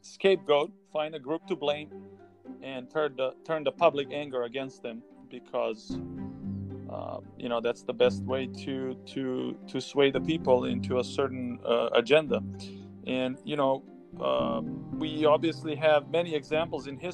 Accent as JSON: {"language": "English", "country": "Serbia", "tie": "born or raised there", "moved": "yes", "said": "I was growing up in Serbia. I was in early high school time, freshman"}